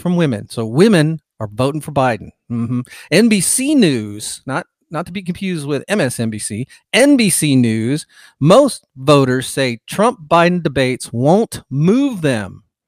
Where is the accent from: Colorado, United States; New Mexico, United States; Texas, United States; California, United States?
California, United States; moved away as an adult; also born or lived in Bay Area, California; now in Georgia, United States; I'm from California originally, was born there, lived there for a large part of my life